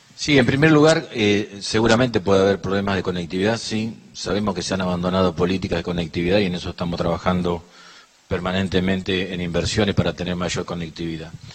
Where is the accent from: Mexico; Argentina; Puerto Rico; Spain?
Argentina; La Pampa; nosotros como pampeanos